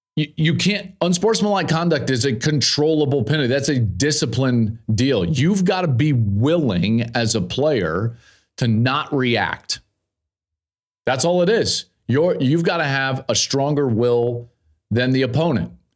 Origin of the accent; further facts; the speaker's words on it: Colorado, United States; I grew up in Colorado, played at the University of Colorado